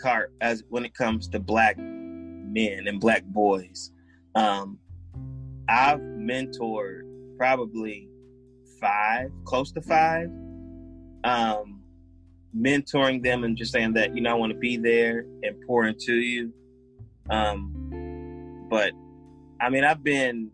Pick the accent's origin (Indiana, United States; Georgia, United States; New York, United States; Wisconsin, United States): Georgia, United States; Powder Springs; I grew up in Powder Springs, and my parents moved to that city in the late 80s